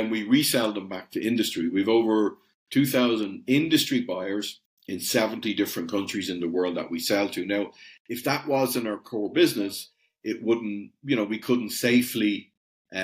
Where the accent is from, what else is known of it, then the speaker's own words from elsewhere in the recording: Ireland; You can probably tell from the accent, I'm over the other side of the pond. So we're actually based in Europe, but I'm coming to you from Ireland. I'm Irish